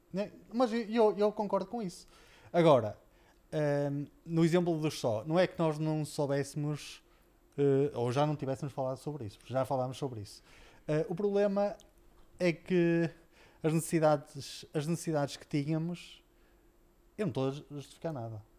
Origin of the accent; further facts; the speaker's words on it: Portugal; nós, eh, como portugueses, sempre fomos tão orgulhosos